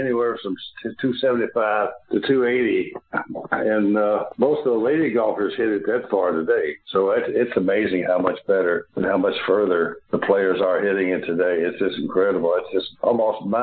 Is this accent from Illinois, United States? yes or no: no; Louisville, Kentucky, United States; being born and raised in Louisville, which was a couple hundred miles south